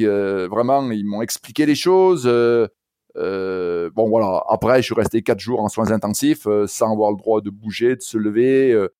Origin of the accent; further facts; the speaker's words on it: Saint-Étienne, Auvergne-Rhône-Alpes, France; À l'origine, moi, je, suis stéphanois. Alors peut-être que mon accent déjà euh, l'aura laissé entendre